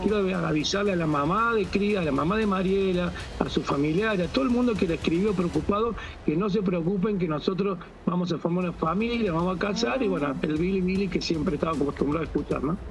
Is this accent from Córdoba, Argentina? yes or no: yes; Córdoba, Argentina